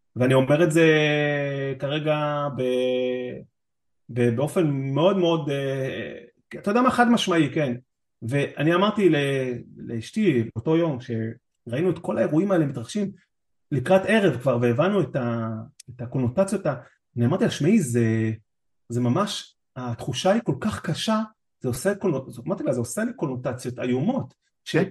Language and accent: Hebrew; Israel; now in Netherlands; לנו כישראלים